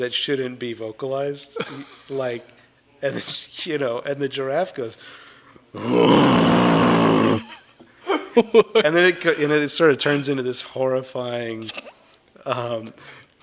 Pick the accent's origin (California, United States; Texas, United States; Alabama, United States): California, United States; Camarillo; I'm a Southern California guy. I grew up in a city called Camarillo